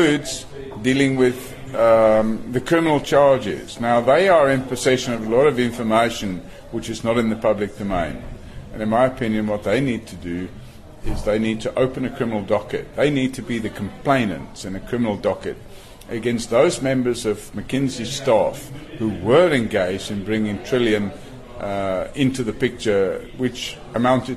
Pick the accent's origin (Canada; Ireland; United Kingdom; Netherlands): Ireland; now in South Africa; I'm Irish originally, although I'm now a loyal South African